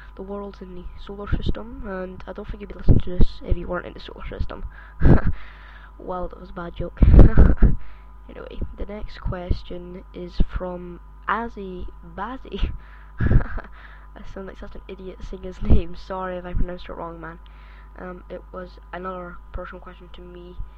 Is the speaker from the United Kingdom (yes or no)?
yes; Scotland, United Kingdom; accent: Scottish; I am actually from Scotland. I don't know if you can hear my Scottish accent